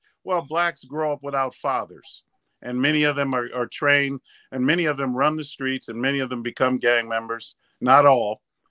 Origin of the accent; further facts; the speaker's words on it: Los Angeles, California, United States; I know because I'm black. And I grew up in the South Central.